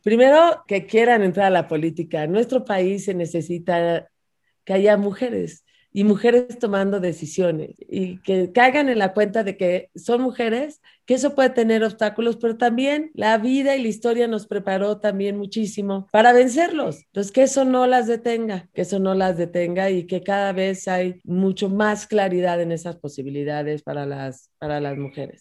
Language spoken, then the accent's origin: Spanish; Mexico; Yo soy una mexicana demócrata defensora del Estado de Derecho